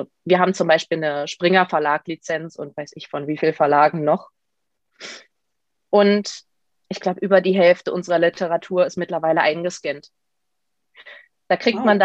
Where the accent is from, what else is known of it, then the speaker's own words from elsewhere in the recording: Brandenburg, Germany; Und ich komme aus der Nähe von Potsdam, wo ich auch studiere.